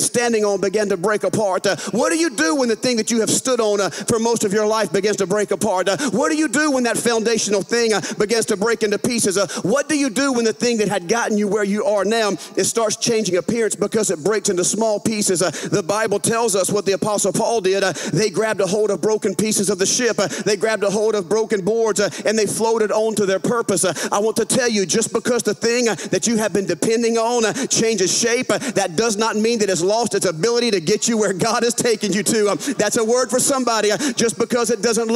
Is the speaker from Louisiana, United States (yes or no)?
yes; Louisiana, United States; accent: southern; I'm from a northern state, Louisiana